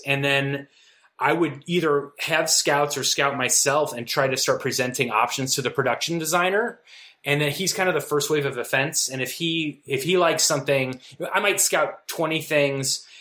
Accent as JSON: {"language": "English", "town": "Valparaiso", "region": "Indiana", "country": "United States", "tie": "born or raised there", "also_born_or_lived": "New York", "moved": "as an adult", "said": "I grew up in Valparaiso, Indiana, which is a is a college town"}